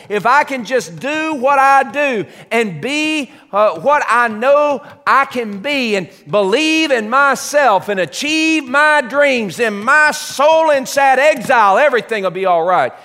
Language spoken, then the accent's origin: English; United States; being born here and being raised here